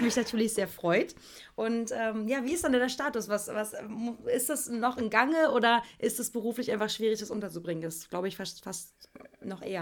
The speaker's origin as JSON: {"language": "German", "region": "East Germany", "country": "Germany", "said": "Ich komme aus dem Osten"}